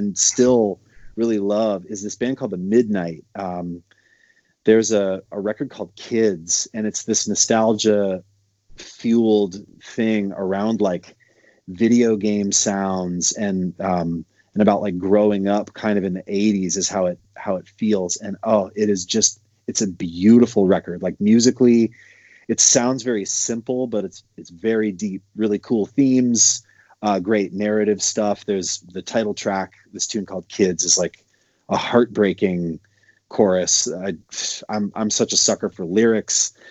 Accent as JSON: {"language": "English", "region": "Montana", "country": "United States", "tie": "born or raised there", "said": "I grew up in Montana"}